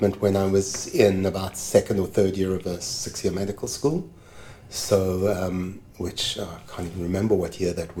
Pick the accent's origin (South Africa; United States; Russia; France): South Africa; moved away as an adult; now in Canada; I moved from South Africa to Canada